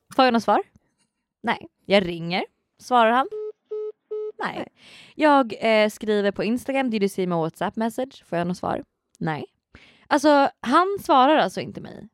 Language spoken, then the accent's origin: Swedish; Sweden; jag är från Sverige